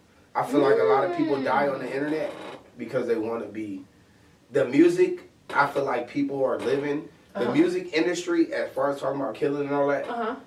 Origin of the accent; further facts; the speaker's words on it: Inglewood, California, United States; also born or lived in Paramount; What I had to do in Inglewood, what I had to go through, and how I had to grow up, it was pretty rough.